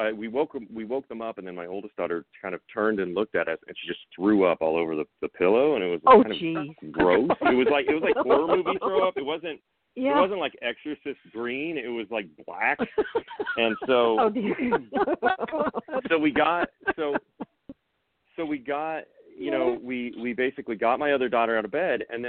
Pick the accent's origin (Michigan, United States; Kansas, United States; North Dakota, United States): Kansas, United States; Coffeyville; my hometown in Kansas